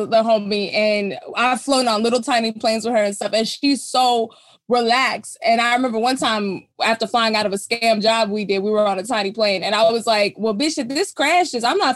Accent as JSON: {"language": "English", "region": "Texas", "country": "United States", "said": "I'm from Texas, so you know we got the Texas State Fair"}